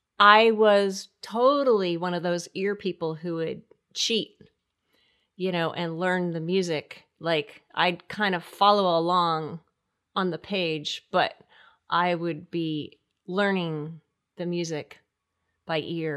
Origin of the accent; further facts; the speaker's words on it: Connecticut, United States; I was in Connecticut.